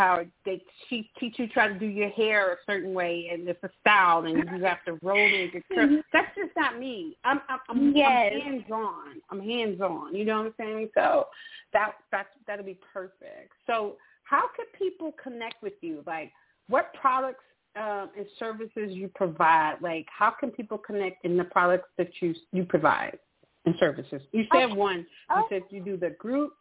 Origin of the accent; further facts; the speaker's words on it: Mississippi, United States; now in Atlanta, United States; I'm originally from Mississippi.